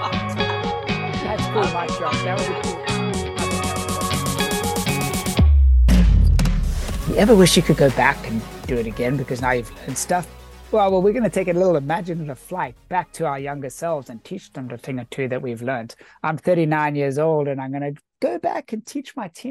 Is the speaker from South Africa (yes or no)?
yes; South Africa; I was raised in South Africa